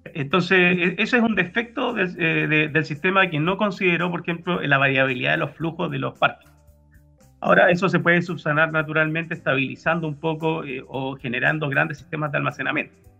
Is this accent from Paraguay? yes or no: no; Puerto Varas, Los Lagos, Chile; also born or lived in Santiago, Chile; now in Magallanes, Chile; siendo oriundo de, Porto de Varas